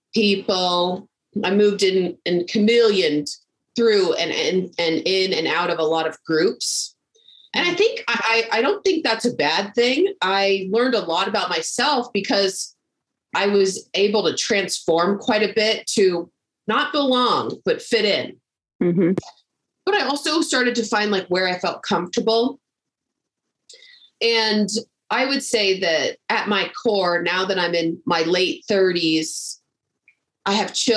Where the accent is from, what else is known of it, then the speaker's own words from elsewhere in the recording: Texas, United States; I grew up in Texas